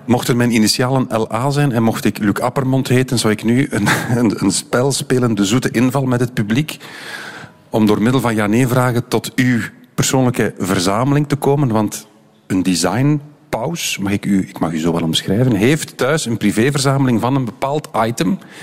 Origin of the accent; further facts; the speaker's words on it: Belgium; Zijn wij Belgen grote designers?